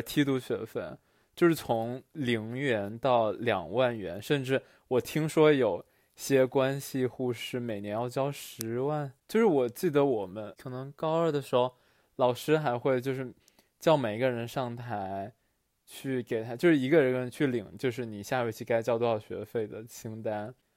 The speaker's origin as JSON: {"language": "Chinese", "region": "Southwest China", "country": "China", "tie": "born or raised there", "moved": "as an adult", "said": "我和高谭，我们俩都在西南某三线城市，就是在我们省还相对发达的城市，读的这一个所谓，所谓的国际中学"}